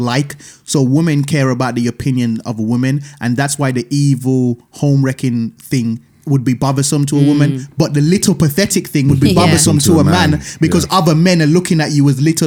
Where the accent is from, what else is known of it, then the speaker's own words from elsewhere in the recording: Birmingham, West Midlands, United Kingdom; I'm coming from Brom